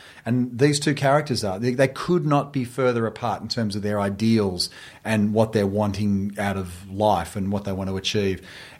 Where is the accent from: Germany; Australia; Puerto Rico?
Australia; I'm Australian.